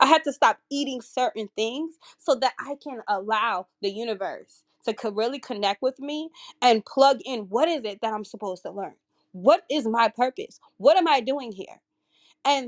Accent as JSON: {"language": "English", "region": "California", "country": "United States", "moved": "as an adult", "lives_now": "Baltimore, United States", "said": "I'm originally from California, but I moved to Baltimore, Maryland, where I only know a handful of people"}